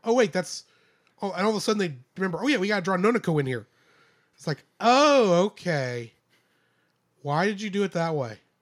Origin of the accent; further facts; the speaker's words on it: United States; I'm American